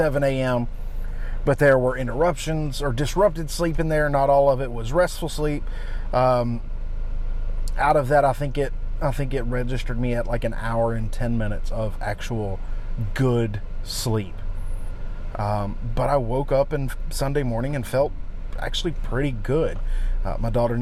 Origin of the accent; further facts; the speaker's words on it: United States; I've never been out of the country. I'm from the United States.